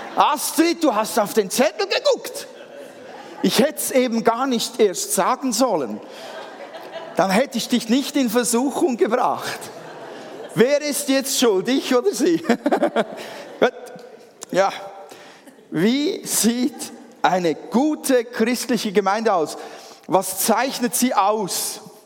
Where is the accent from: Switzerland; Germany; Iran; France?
Switzerland; als Schweizer